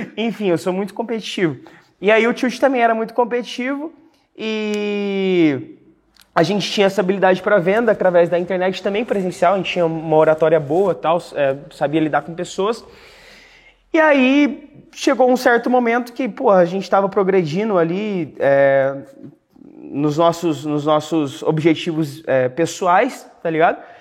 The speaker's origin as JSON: {"language": "Portuguese", "town": "Cuiabá", "region": "Mato Grosso", "country": "Brazil", "tie": "born or raised there", "moved": "yes", "said": "eu nasci na cidade de Cuiabá, cara, Mato Grosso"}